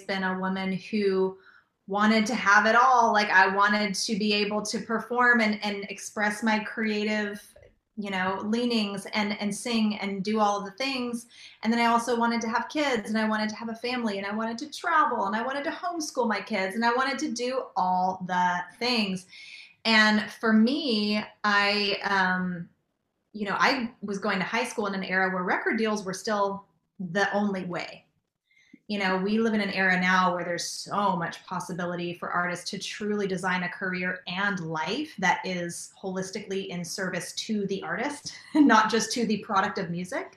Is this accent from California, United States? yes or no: yes; Southern California, United States; moved away as an adult; also born or lived in Nashville; I grew up in Southern California